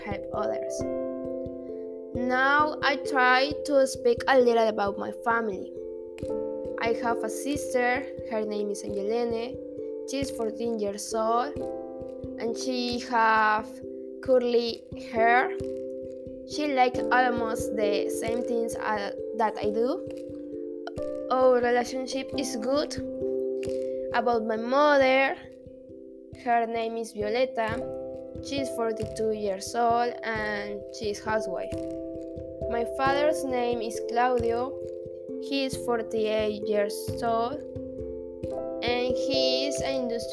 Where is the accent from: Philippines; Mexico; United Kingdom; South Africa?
Mexico; Veracruz; also born or lived in Cardinal City; I was born in January 31st in Veracruz, but I actually live in Cardinal City.